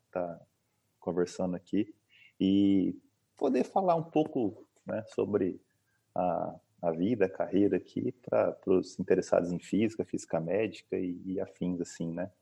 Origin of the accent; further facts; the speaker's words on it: Maringá, Paraná, Brazil; moved away as an adult; also born or lived in Boa Esperança, Paraná; now in Uberaba, Brazil; sou nascido fora, mas sou praticamente criado em Maringá.